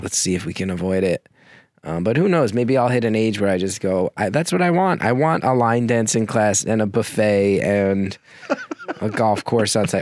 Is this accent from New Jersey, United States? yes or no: yes; New Jersey, United States; also born or lived in New York; I grew up in Jersey